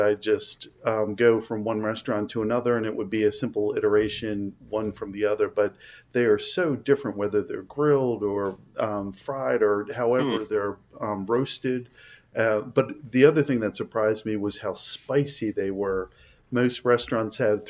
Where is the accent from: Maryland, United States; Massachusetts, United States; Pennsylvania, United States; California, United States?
Maryland, United States; Baltimore; I was born and raised in Baltimore, Maryland